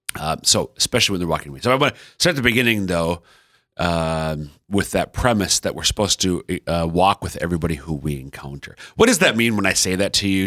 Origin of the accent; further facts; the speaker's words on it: Central Minnesota, United States; now in Sioux Falls, United States; I'm from Central Minnesota, but all five of our kids are born and raised in sunny Sioux Falls, South Dakota.